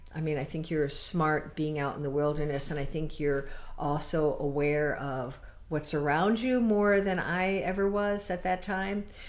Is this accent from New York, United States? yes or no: no; Connecticut, United States; moved away as an adult; now in Door County, Wisconsin, United States; originally, um, I'm from Connecticut